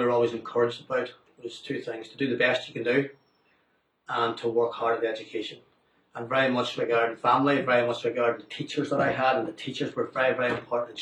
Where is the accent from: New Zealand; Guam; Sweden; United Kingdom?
United Kingdom; Omagh, Northern Ireland; I grew up about 65 miles away from Belfast, in Oma